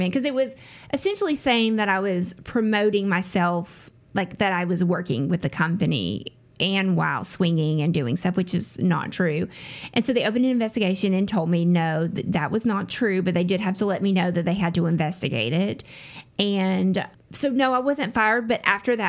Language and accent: English; the South, United States; accent: southern; I'm from the South, if you can't hear tell by my voice. I'm from the South. So I grew up in the same area, lived here my whole life